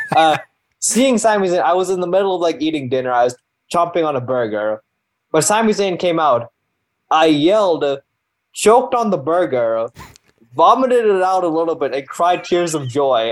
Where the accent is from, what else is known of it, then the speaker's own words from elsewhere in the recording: Canada; I am an Indian Canadian man